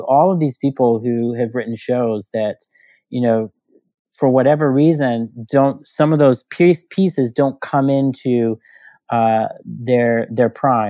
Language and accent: English; Houston, Texas, United States; now in New York, United States; that was my portal into another universe growing up in Houston, Texas.